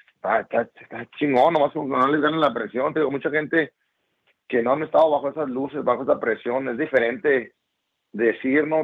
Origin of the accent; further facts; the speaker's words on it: Ciudad Obregón, Sonora, Mexico; yo soy de Obregón, Sonora